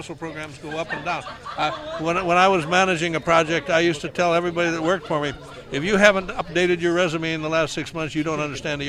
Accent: Michigan, United States; moved away as an adult; also born or lived in Ann Arbor, Michigan / California / Huntsville, Alabama; now in Brevard County, United States; I'm a classic Brevard resident. I was born in Michigan. I spent my last 10 years in Michigan in Ann Arbor. I came down here in the '60s

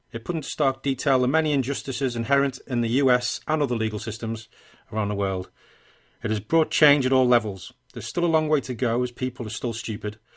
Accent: England, United Kingdom; I'm English

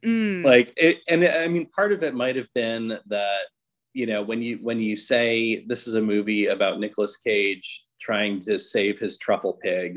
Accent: Nebraska, United States; moved away as an adult; also born or lived in Fall River, Massachusetts / Tulsa, Oklahoma; now in Wisconsin, United States; did most of my growing up in Nebraska

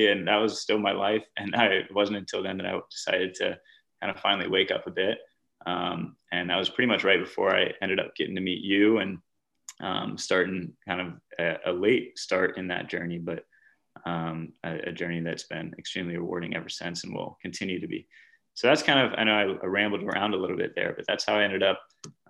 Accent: the American South, United States; which I was from the American South, but a lot of folks on this program were students from other parts of the world

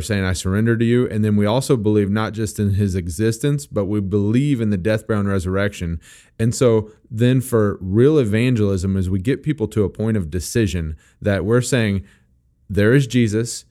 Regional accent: Missouri, United States; I am from Missouri and I don't always even pronounce English words properly

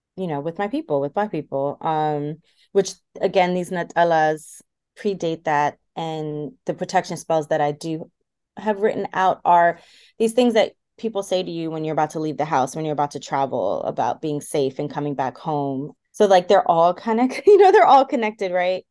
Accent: Washington, District of Columbia, United States; the highest population of Ethiopians and Eritreans are in the DC area. So like I also very much felt like I grew up in Addis Ababa.

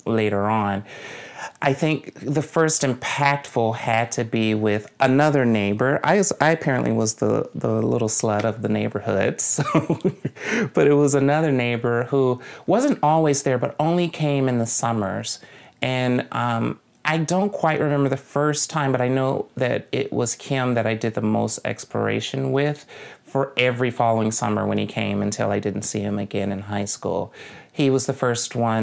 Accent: Jackson, Mississippi, United States; my hometown is Jackson, Mississippi

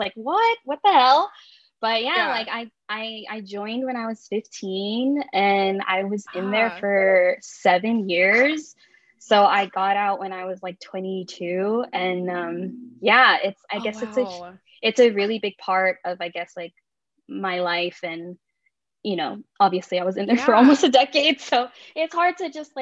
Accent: Bay Area, California, United States; now in Southern California, United States; I'm from the Bay Area, and when I moved to like SoCal

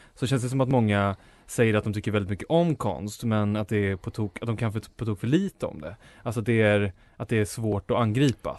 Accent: Enköping, Uppsala County, Sweden; min hemstad Enköping

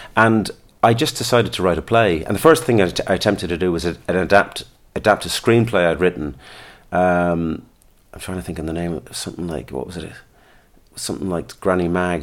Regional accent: Listowel, Munster, Ireland; also born or lived in London; I was born in London, brought up there till I was eight. Then we moved to Lestowyn in County Kerry.

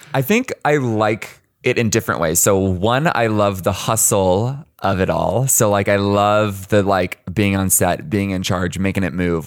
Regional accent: Arizona, United States; also born or lived in Chicago; now in Los Angeles, United States; I grew up, uh, in Arizona. like, truly, like, on the deserts of Arizona

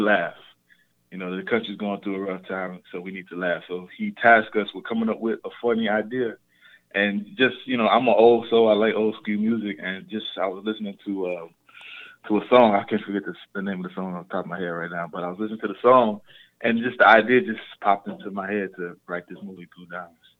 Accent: Chicago, Illinois, United States; I'm originally from South Side Chicago

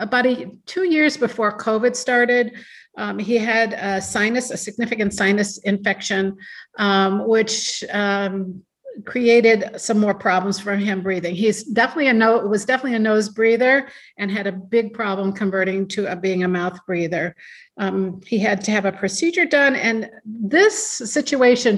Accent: Ohio, United States; also born or lived in Seattle, Washington; now in Madison, United States; I was born in Seattle, Washington, but I was raised and educated in Ohio

